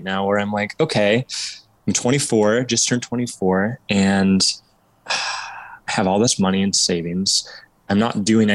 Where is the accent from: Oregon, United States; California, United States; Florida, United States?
Oregon, United States; Southern; moved away as an adult; So I was born and raised in Southern Oregon, in this town, and I'm just moved back after about 4 years